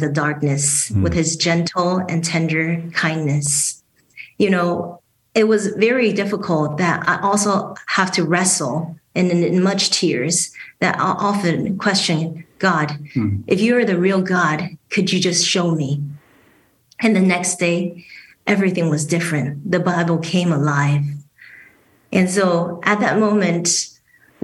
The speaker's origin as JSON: {"language": "English", "country": "Taiwan", "tie": "born or raised there", "also_born_or_lived": "Houston, United States / Dallas, United States", "moved": "as an adult", "lives_now": "Grand Rapids, United States", "said": "So I was born in Houston and raised in Taiwan. My father passed away when I was six, so my mom took me and my younger sibling to Taiwan."}